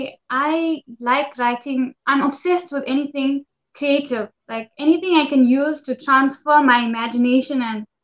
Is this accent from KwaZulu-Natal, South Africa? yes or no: yes; Durban, KwaZulu-Natal, South Africa; I'm from South Africa.